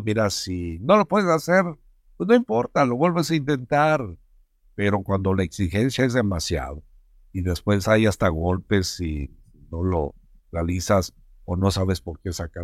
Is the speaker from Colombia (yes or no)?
no; Mexico; somos mexicanos